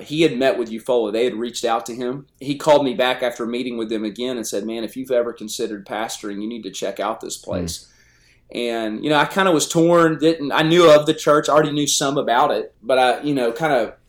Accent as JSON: {"language": "English", "region": "North Texas", "country": "United States", "tie": "born or raised there", "also_born_or_lived": "Northwest Indiana / Milton, Pennsylvania", "moved": "as an adult", "lives_now": "Eufaula, United States", "said": "I grew up in North Texas at a great church there"}